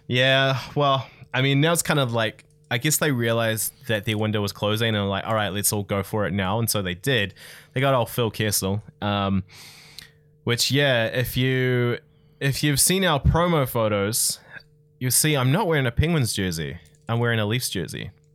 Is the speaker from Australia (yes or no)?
no; Tauranga, Bay of Plenty, New Zealand; I grew up in Tauranga